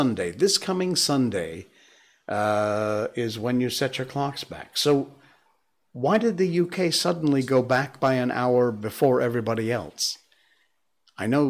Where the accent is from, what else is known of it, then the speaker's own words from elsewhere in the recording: United States; moved away as an adult; now in Malaysia; Because I'm American